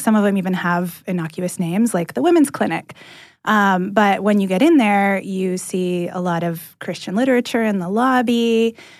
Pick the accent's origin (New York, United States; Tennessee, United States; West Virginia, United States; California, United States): California, United States; moved away as an adult; now in Atlanta, United States; I'm from California originally, and I landed in Atlanta about a year and a half ago